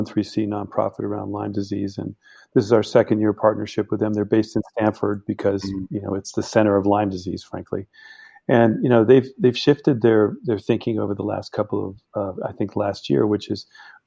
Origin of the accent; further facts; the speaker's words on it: Germany; also born or lived in Canada; now in United States; my background, I grew up in Germany. So I lived there many years